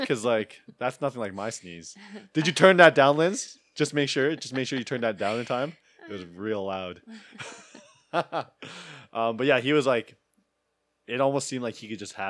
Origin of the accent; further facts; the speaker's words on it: Sherwood Park, Alberta, Canada; Because I told her that I grew up in a white suburban neighborhood. I grew up in Sherwood Park. I was surrounded by white girls my whole life.